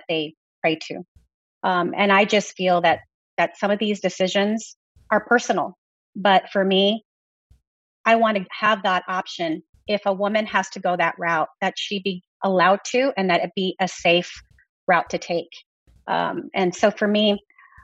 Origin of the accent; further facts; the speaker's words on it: Texas, United States; I come from Texas